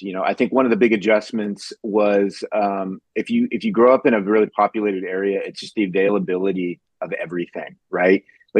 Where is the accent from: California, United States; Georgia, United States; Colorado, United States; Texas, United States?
California, United States; now in Ashland, United States; I'm a transplant. I'm from Southern California 13 years ago to Mid Ohio to a town called Ashland